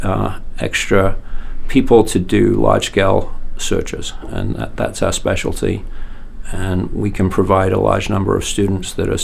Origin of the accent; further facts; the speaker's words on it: Yorkshire and the Humber, United Kingdom; moved away as an adult; now in Maine, United States; I'm British. I'm from Yorkshire